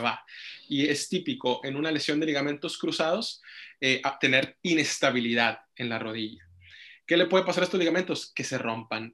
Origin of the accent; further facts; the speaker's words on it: Monterrey, Nuevo León, Mexico; moved away; soy originario de Monterrey, Nuevo León